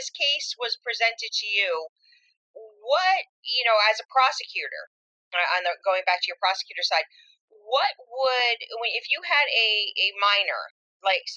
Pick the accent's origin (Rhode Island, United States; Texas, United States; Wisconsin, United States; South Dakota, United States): Rhode Island, United States; born or raised there